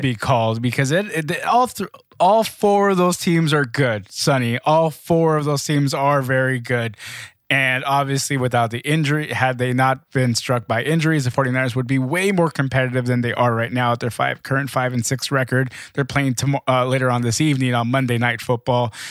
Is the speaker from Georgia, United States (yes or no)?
no; Los Angeles, California, United States; my hometown Lakers